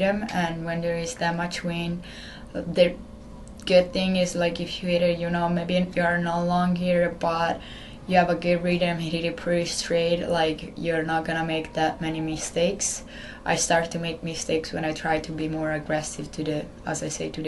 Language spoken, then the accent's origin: English; Italy; English is a second language; moved away as an adult; now in Maryland, United States; I'm traveling with the Italian national team since I was 12.